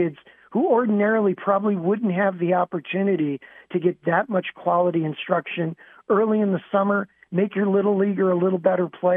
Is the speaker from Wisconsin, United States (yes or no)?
no; Chicago, Illinois, United States; being from Lane Tech